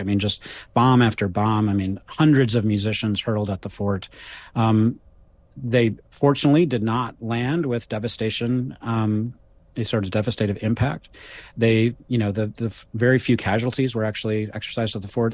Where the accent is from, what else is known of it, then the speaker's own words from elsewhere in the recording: Ann Arbor, Michigan, United States; I grew up in, uh, in, in Michigan, um, where I teach, and actually I was born in Ann Arbor in nineteen sixty-six